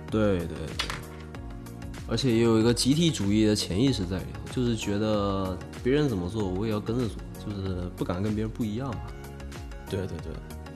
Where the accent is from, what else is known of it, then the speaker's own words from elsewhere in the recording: southern China, China; 作为一个南方人